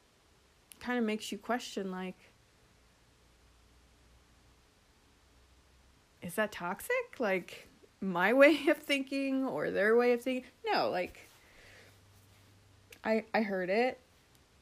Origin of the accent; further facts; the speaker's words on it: Florida, United States; now in South Carolina, United States; I grew up in Florida